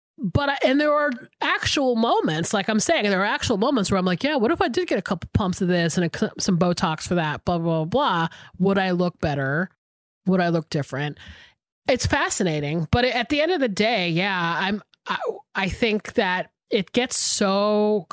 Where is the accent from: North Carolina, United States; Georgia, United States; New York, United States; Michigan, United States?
Georgia, United States; Atlanta; we grew up in Atlanta together